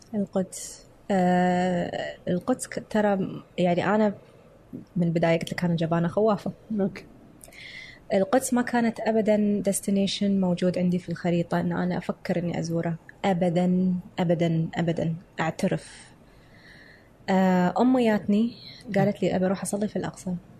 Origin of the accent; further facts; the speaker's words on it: Kuwait; قال لي انت من وين قلت له من الكويت